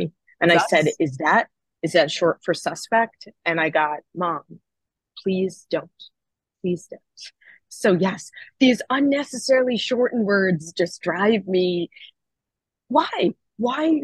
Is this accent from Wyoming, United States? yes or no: no; Rockland County, New York, United States; also born or lived in Arizona; now in Brooklyn, United States; I grew up in New York. I grew up in Rockland County.